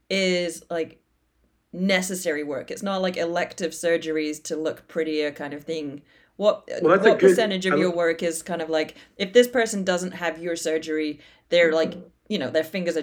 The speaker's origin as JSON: {"language": "English", "region": "England", "country": "United Kingdom", "moved": "yes", "said": "I'm from England, and I know that like when I still lived there"}